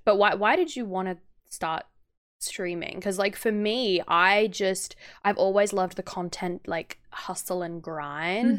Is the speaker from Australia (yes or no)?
yes; Australia; as an Australian